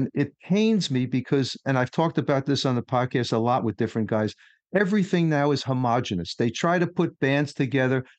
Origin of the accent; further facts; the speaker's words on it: New York City, New York, United States; I grew up in Queens